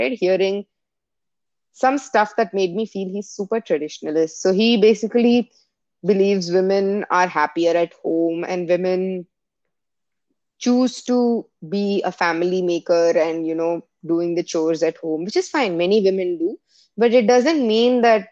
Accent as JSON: {"language": "English", "country": "India", "moved": "yes", "lives_now": "United States", "said": "I come from India"}